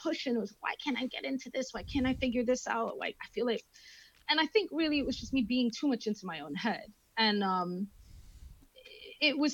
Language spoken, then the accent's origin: English; Miami, Florida, United States; born or raised there; moved away as an adult; also born or lived in Grimsby, England; now in England